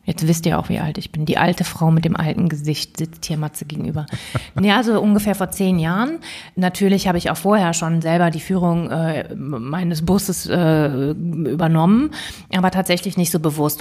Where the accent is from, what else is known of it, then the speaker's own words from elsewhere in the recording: Bonn, North Rhine-Westphalia, Germany; also born or lived in Cologne; now in Berlin, Germany; Und ich bin gebürtige Kölnerin beziehungsweise Rheinländerin. Eigentlich bin ich in Bonn geboren, aber ich erzähle das immer so gerne, weil ich wirklich auch mit Leib und Seele Rheinländerin bin.